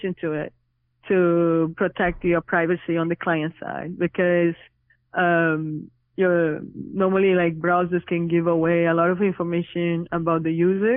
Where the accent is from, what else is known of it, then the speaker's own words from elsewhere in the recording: Brazil; now in New York City, United States; I'm originally from Brazil, but currently living in New York City